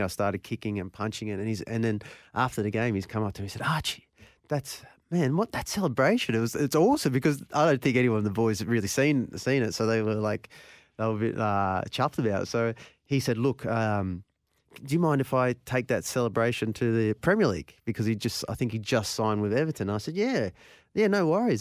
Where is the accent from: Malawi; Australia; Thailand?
Australia; also born or lived in New Zealand / Belgium; I was born in New Zealand. So uh, I was five weeks old when I came over to, to Australia